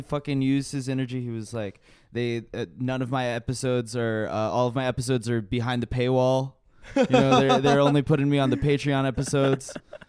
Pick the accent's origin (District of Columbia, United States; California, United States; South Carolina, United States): District of Columbia, United States; Washington; moved away; And I'm from D.C.